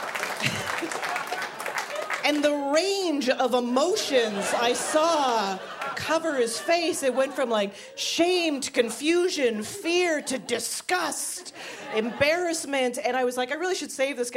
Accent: Canada; moved away as an adult; now in Brooklyn, United States; I'm originally from Canada

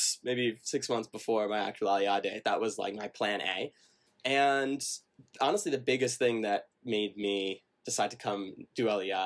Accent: Silver Spring, Maryland, United States; moved away as an adult; also born or lived in Lower Merion, Pennsylvania / Ann Arbor, Michigan; now in Jerusalem, Israel; spent most of my childhood in Silver Spring, Maryland

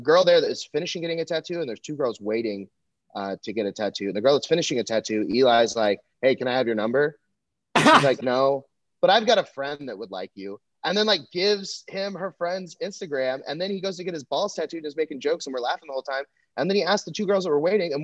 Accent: Texas, United States; also born or lived in Los Angeles; now in Austin, United States; I'm from Texas

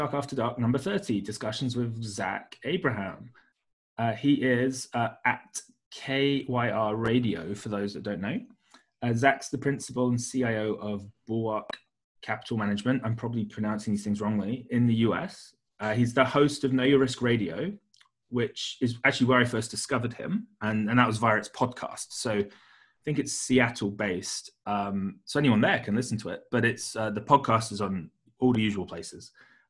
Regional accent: United Kingdom; now in Hong Kong; I'm British

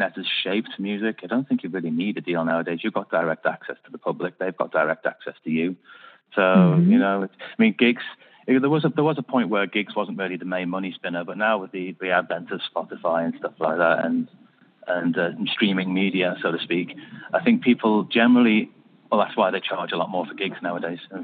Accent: Liverpool, North West England, United Kingdom; moved away; I'm from Liverpool originally.

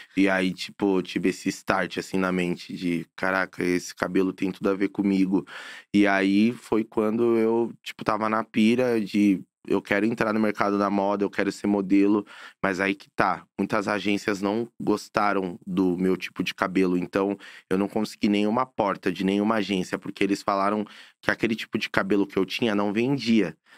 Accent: São Paulo, Brazil; Eu sou nascido e criado na Coab Brasilândia. É Zona Norte de São Paulo. Sou paulista 100%

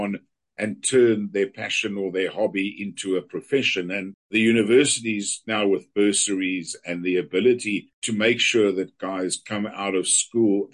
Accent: Johannesburg, Gauteng, South Africa; I was in Bramley on the opposite side of Alexandra.

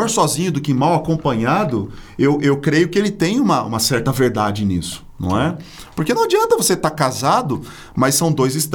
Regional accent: Minas Gerais, Brazil; Sou também. Mineiro, opa.

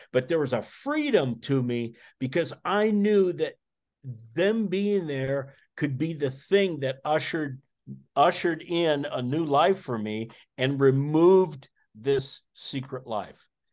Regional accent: Iowa, United States; I'm from Iowa, so I'm a, I'm a corn guy

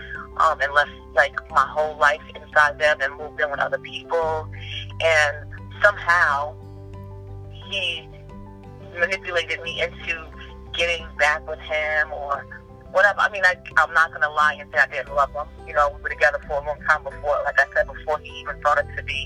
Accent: New York City, New York, United States; moved away as an adult; now in Arizona, United States; I literally had to leave my hometown, New York City

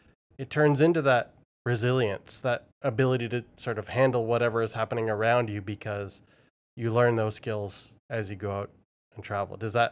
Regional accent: Vancouver, British Columbia, Canada; born there; also born or lived in Toronto / United Kingdom; I was born in Vancouver and then ended up in Toronto and then UK and Europe and back to Toronto and those kinds of things.

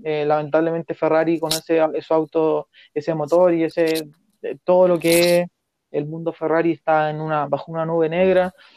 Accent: Chile

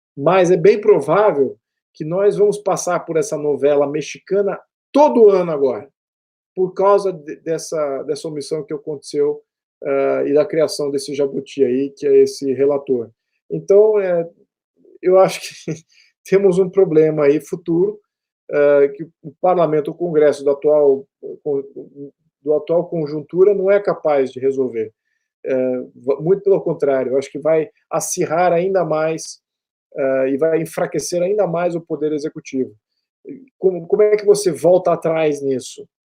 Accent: Brazil

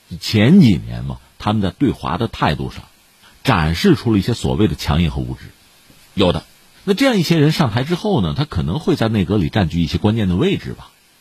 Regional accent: China; 我们中国人

